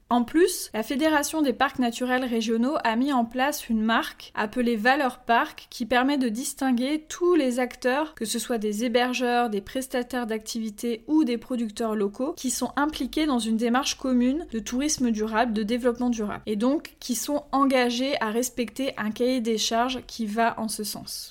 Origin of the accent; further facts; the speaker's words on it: Pays de la Loire, France; ma belle région des Pays de la Loire